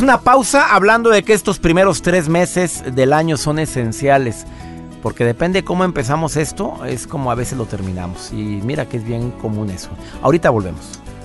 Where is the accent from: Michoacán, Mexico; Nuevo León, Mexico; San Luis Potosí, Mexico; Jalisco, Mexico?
Nuevo León, Mexico; Monterrey; moved away; la ciudad donde yo nací, mi querido Monterrey